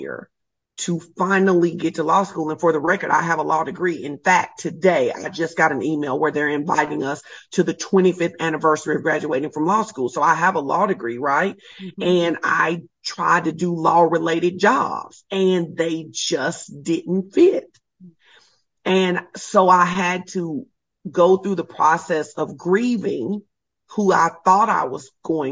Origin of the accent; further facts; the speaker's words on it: Arkansas, United States; I am originally from Arkansas